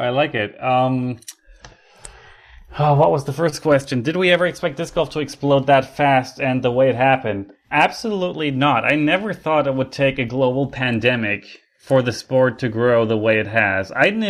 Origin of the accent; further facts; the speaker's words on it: Canada; I should be the highest rated Canadian because, according to reality, I am Canadian.